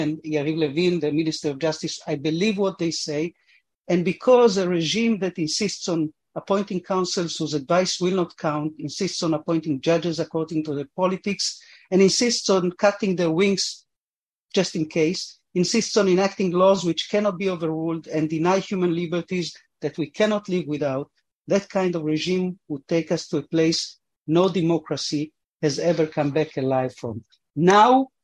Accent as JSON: {"language": "English", "country": "Argentina", "tie": "born or raised there", "moved": "yes", "lives_now": "Israel", "said": "I was born in Argentina. My parents came here because of Zionism"}